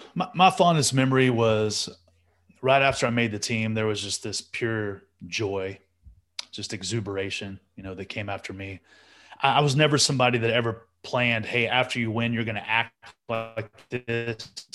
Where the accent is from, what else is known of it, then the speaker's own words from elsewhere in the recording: Amarillo, Texas, United States; as a born and raised Texan